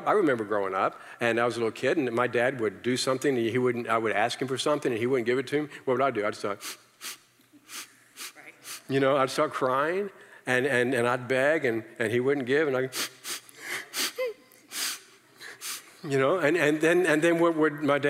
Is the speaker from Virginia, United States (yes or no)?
yes; Virginia, United States; I came from the South, okay? I'm from Virginia